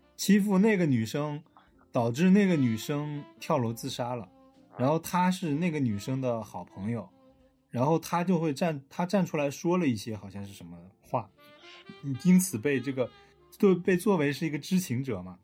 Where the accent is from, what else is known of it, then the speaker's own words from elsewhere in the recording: China; now in Shenzhen, China; 我们中国人